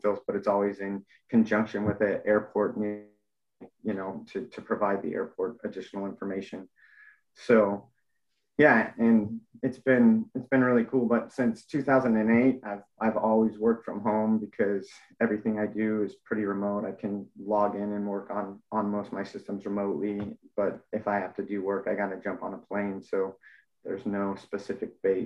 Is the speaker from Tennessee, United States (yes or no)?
no; Mammoth Lakes, California, United States; moved away as an adult; also born or lived in Denver, Colorado; now in San Antonio, United States; I was born and raised in Mammoth Lakes, California